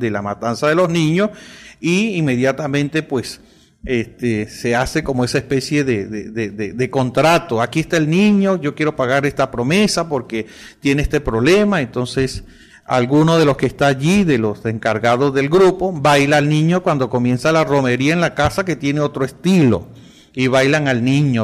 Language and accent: Spanish; Villanueva, Lara, Venezuela; now in Maracaibo, Venezuela; hablo especialmente del estado Lara, eh, que es mi estado, y de la ciudad del Tocuyo y de mi pueblo que es Villanueva y pertenece al municipio Morán